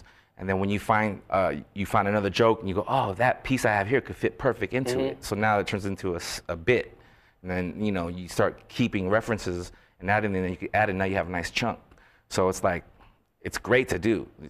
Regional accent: Philippines; Well, pretty much my family and being Filipino

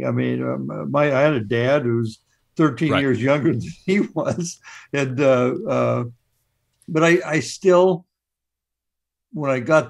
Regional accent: Roseburg, Oregon, United States; I'm from Roseburg, Oregon, the timber capital of the nation. My dad was a traveling salesman.

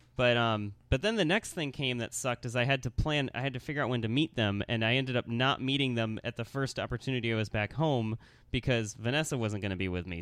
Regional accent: Lansing, Michigan, United States; also born or lived in Grand Rapids, Michigan; born in Lansing, Michigan

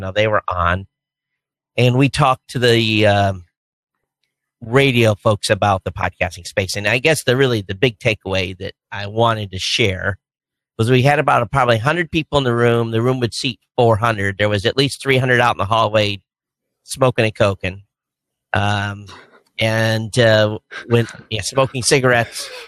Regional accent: Hawaii, United States; I'm a guy from Hawaii

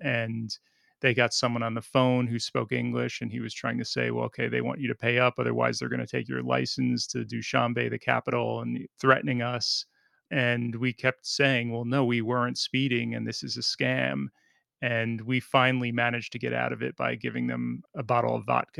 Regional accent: New Jersey, United States; moved away as an adult; also born or lived in Oklahoma; I was living in New Jersey, which is where I'm from

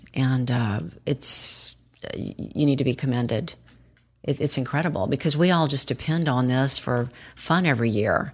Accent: Baton Rouge, Louisiana, United States; moved away as an adult; I grew up in Baton Rouge

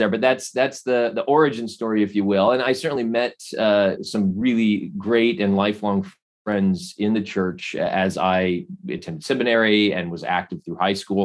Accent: Phoenix, Arizona, United States; So I was born and raised in Arizona. I joined the church as a young teenager in Phoenix, where I grew up.

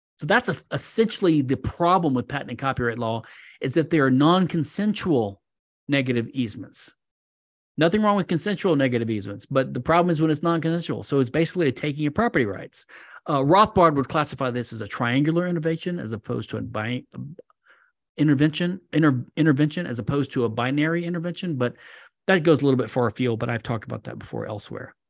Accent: Louisiana, United States; Louisiana, my home state

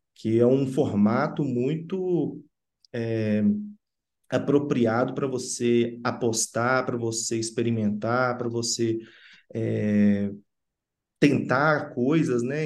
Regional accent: Sabará, Minas Gerais, Brazil; also born or lived in Belo Horizonte; a minha cidade onde eu cresci é em Sabará, que fica na região metropolitana

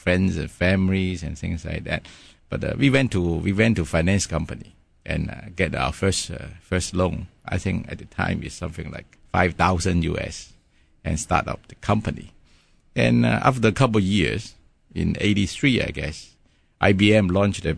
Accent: Hong Kong; first language Cantonese; English is a second language; moved away as an adult; also born or lived in England; I'm born and raised in Hong Kong and did my secondary school in Hong

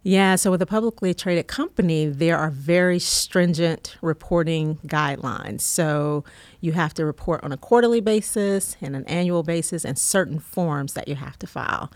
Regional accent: College Park, Georgia, United States; also born or lived in North Carolina; I grew up here in Georgia

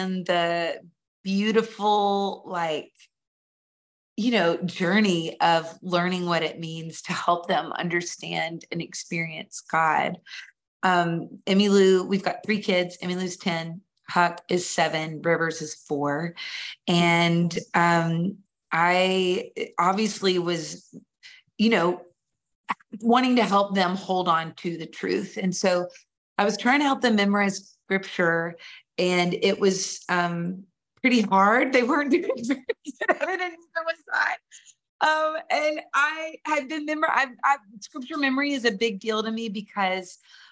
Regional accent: Nashville, Tennessee, United States; I grew up in Nashville.

